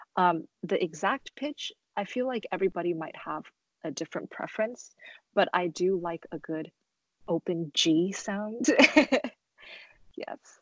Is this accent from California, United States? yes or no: yes; Los Angeles, California, United States; also born or lived in Shenzhen, China; I was born in uh, Shenzhen, China, and I moved to Los Angeles when I was three. Um, so I'm very proud to represent um, my country, um, but because I grew up in America